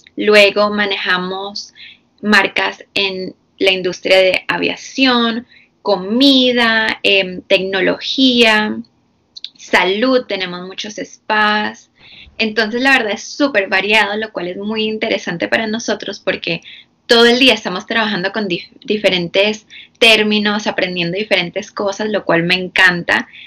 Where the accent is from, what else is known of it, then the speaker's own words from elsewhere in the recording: Florida, United States; also born or lived in Bogotá, Colombia; yo soy de Colombia, de Bogotá, Colombia. Nací allá, pero me vine muy pequeña, a los cuatro años. Entonces, básicamente crecí aquí en Estados Unidos, la mayoría en la Florida.